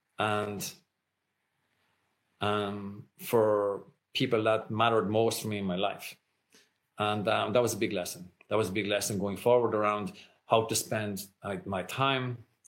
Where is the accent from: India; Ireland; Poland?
Ireland; I grew up in Ireland, like I said, very conservative at the time.